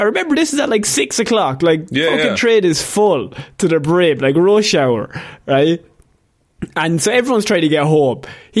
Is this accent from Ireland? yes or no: yes; Ireland